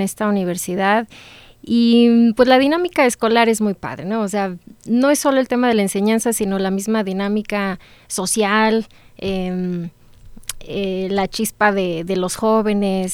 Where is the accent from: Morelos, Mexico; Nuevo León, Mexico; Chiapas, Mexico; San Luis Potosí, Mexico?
San Luis Potosí, Mexico; moved away as an adult; now in Celaya, Mexico; yo soy orgullosamente egresada de la licenciatura en Administración de nuestro sistema de los tecnológicos, pero del estado de San Luis Potosí